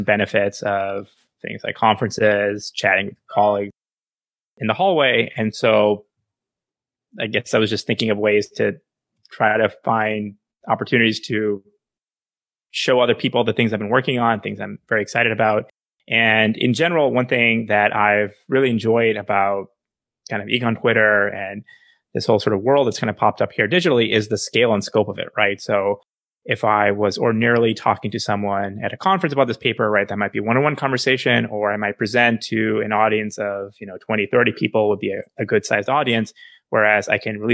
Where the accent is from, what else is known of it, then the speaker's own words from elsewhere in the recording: Chandigarh, India; Chandigarh, for instance, which is the city I was born in India